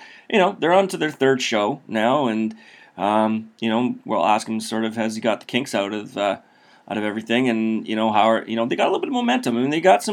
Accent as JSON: {"language": "English", "region": "Saskatchewan", "country": "Canada", "tie": "born or raised there", "said": "I grew up in Saskatchewan"}